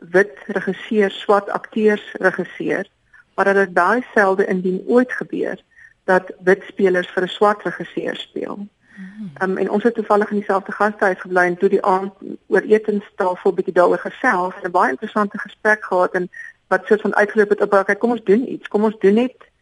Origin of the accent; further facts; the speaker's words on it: Free State, South Africa; first language Afrikaans; my geskiedenis as 'n Afrikaanssprekende wit persoon uit die Vrystaat